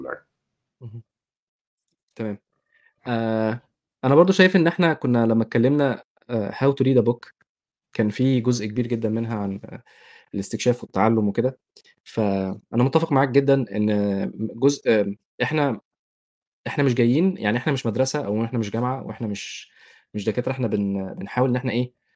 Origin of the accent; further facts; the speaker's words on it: Egypt; moved away as an adult; انا جاي من مصر